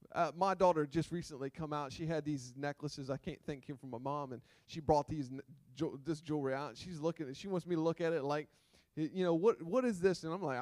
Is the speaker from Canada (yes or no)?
no; Gumborough, Delaware, United States; also born or lived in Millsboro; Growing up in Gumborough, right? Come on. Come on, I'm from Gumborough. I'm from Millsboro.